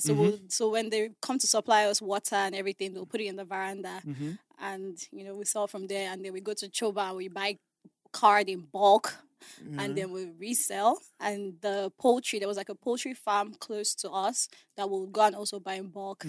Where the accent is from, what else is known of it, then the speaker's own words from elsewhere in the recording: Abuja, Federal Capital Territory, Nigeria; I grew up in Abuja. Okay. You know, my whole family is still in Abuja.